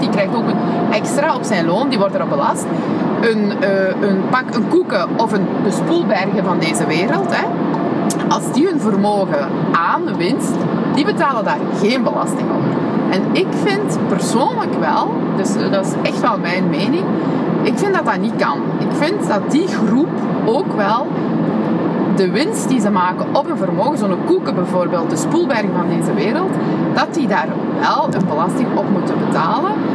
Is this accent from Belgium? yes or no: yes; Genk, Flanders, Belgium; also born or lived in Antwerp; ik ben opgegroeid in Genk